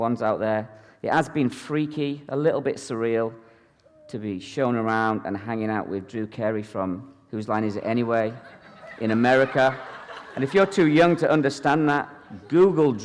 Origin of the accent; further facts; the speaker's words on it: Ireland; now in Edinburgh, United Kingdom; I'm originally from Ireland, actually, the Republic of Ireland, but I've been a pastor in Edinburgh, Scotland for the last 17 years